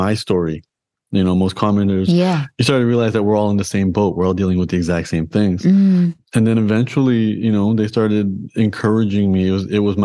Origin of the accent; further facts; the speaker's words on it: Toronto, Ontario, Canada; I was born and raised in Toronto in Canada